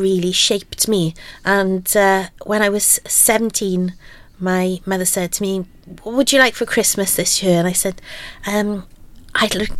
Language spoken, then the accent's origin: English; Aberdeen, Wales, United Kingdom; I grew up in Aberdeen and very much in a mining community